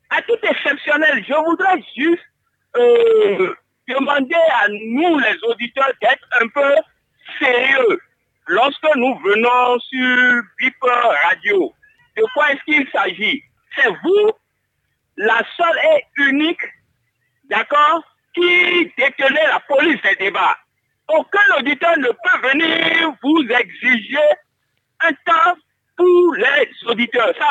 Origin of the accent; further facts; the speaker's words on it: Savalou, Collines, Benin; parce que je suis de Savalou